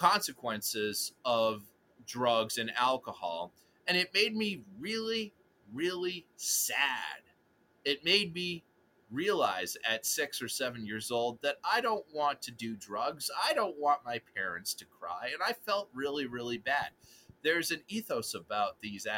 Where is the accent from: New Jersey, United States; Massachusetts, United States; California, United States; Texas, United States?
Massachusetts, United States; Forge Village; growing up in Forge Village